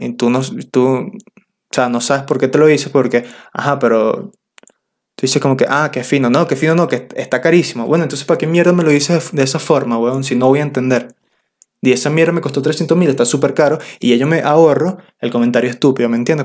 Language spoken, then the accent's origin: Spanish; Venezuela; accent: Venezuelan; moved away; Si hablo como todos los otros venezolanos es porque soy venezolano